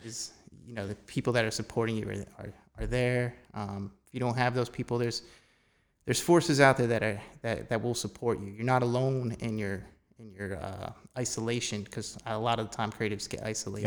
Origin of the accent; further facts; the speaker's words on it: Phillipsburg, New Jersey, United States; now in Easton, United States; I've been in the Lehigh Valley pretty much my whole life. I grew up in Phillipsburg.